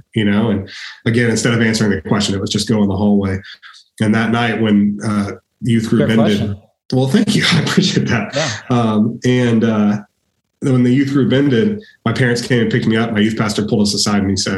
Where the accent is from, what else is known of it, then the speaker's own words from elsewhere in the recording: Austin, Texas, United States; I grew up here in Austin, and I spent my first 18 years here